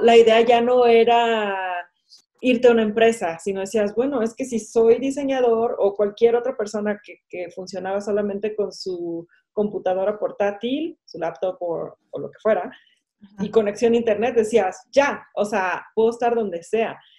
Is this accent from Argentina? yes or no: no; Mexico; aquí en México